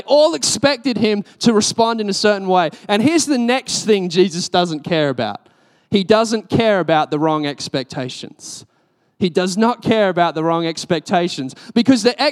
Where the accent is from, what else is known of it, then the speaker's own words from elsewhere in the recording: Australia; I'm Australian.